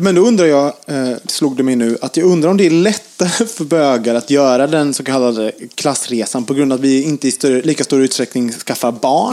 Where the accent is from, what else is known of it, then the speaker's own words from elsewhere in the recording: Gothenburg, Västra Götaland, Sweden; now in Stockholm, Sweden; jag kommer från Göteborg.